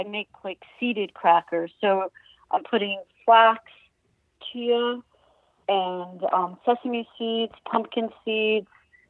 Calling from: Rhinebeck, New York, United States; I'm calling from Rhinebeck, New York.

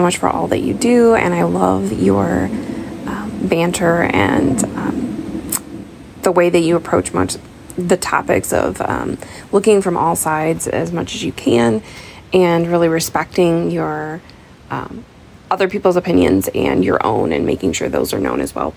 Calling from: Madison, Wisconsin, United States; I'm calling from Madison, Wisconsin.

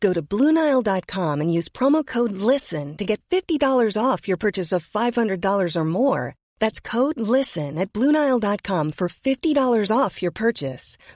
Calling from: Gustavo A. Madero, Mexico City, Mexico; Mira, yo te estoy viendo en televisión y yo soy de la Gustavo Amadero.

